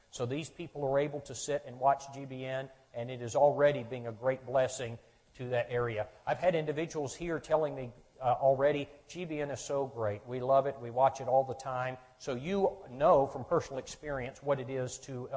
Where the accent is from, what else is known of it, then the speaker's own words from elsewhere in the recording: Charleston, South Carolina, United States; moved away as an adult; I'm from the state of South Carolina, born and raised in Charleston